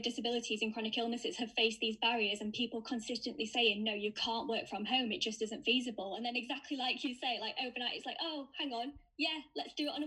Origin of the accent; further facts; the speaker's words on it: Sheffield, Yorkshire and the Humber, United Kingdom; now in York, United Kingdom; I'm originally from Sheffield, now living in York. I moved here for university